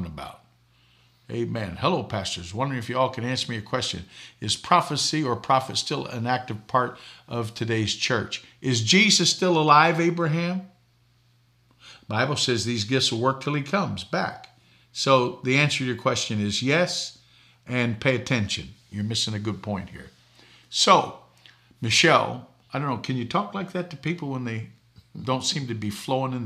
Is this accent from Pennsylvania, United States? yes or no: no; Boston, Massachusetts, United States; I grew up in Boston